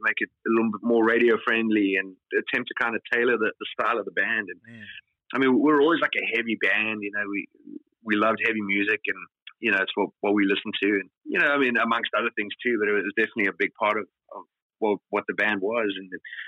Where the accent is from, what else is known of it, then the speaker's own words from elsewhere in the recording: South Africa; growing up in South Africa, you know, culturally